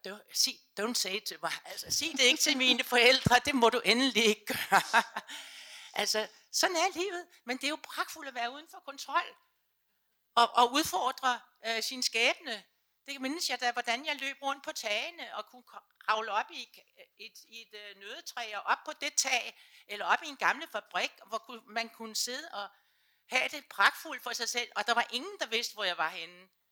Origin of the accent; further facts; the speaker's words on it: Sorø, Zealand, Denmark; now in Copenhagen, Denmark; jeg kommer selv fra Suberø, altså, så, øh, men der havde vi det meget, meget frit